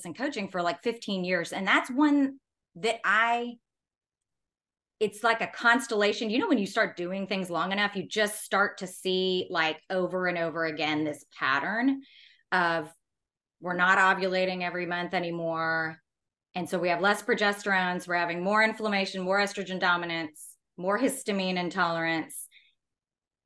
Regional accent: Texas, United States; growing up in Texas

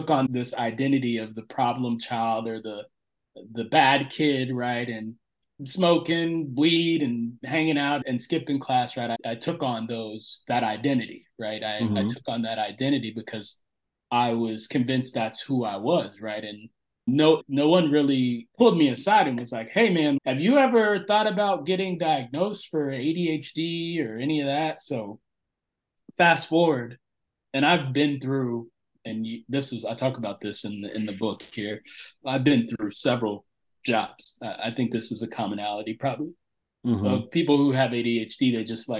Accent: Central Florida, United States; we relocated from Northern Florida to Central Florida. And we grew up in this, at that time, it was a small backwoods redneck town

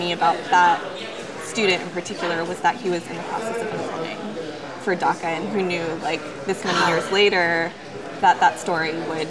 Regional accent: Oakland, California, United States; also born or lived in Japan; being half Japanese and having grown up, I grew up in Oakland, and I also grew up in Japan.

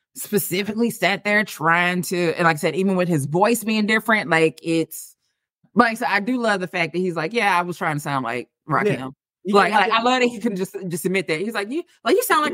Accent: St. Louis, Missouri, United States; moved away as an adult; now in Dallas, United States; I am from the Midwest, born and raised in St. Louis, lived there for 30-something years before I moved to Texas

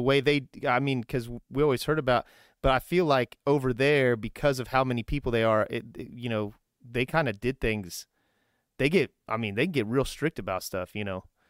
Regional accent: Kokomo, Indiana, United States; I'm originally from, like, Kokomo

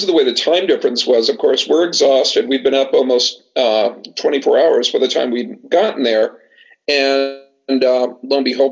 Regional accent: New England, United States; moved away; I was about 5 years old growing up in New England

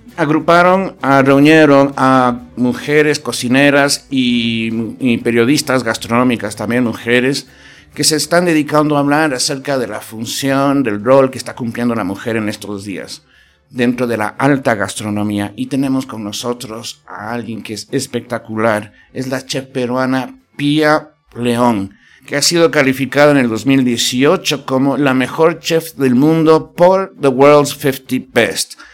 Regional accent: Ecuador; los ecuatorianos tenemos un poquito de envidia en este sentido

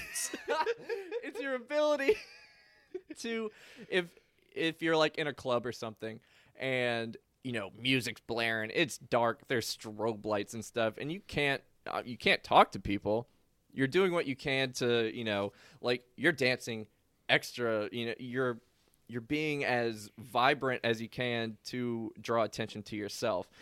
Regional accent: New Orleans, Louisiana, United States; moved away as an adult; also born or lived in Kentucky; I grew up in New Orleans. I went to school in Kentucky

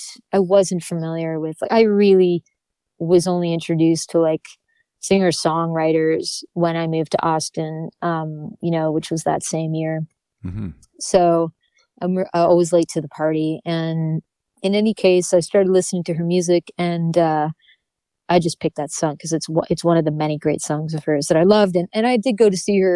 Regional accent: New Brunswick, Canada; I grew up in New Brunswick.

